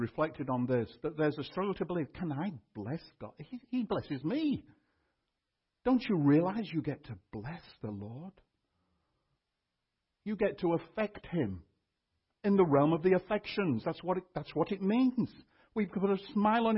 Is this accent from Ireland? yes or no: no; United Kingdom; also born or lived in Austin, United States; now in Canada; I was born in Britain and still hold UK citizenship